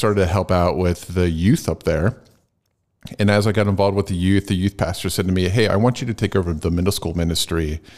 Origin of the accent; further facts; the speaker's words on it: Phoenixville, Pennsylvania, United States; moved away as an adult; also born or lived in New England / Lancaster, Pennsylvania; I grew up in Chester County. Okay. In Phoenixville. And then I moved away and I was up in the New England area for a while. And then I moved back around, it was probably early 2000s.